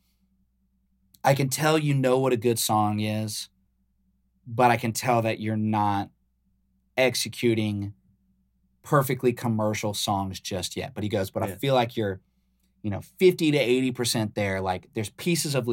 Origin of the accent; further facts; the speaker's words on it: Baton Rouge, Louisiana, United States; I'm from Baton Rouge